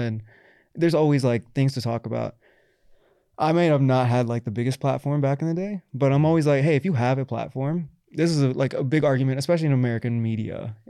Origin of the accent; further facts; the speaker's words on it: Pakistan; me and my wife had trouble getting married initially because I'm Pakistani